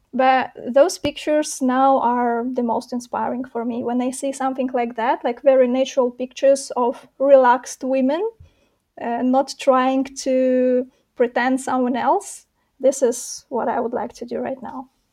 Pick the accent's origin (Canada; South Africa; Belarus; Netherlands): Belarus; moved away as an adult; now in Warsaw, Poland; originally I was born and raised in Belarus.